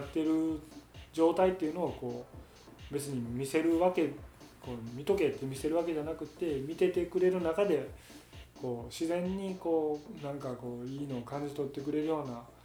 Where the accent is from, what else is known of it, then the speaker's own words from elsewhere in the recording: Hyogo, Japan; うちの奥さんの実家に行ったり自分の実家に行ったりっていう両方ともけど兵庫県内なんで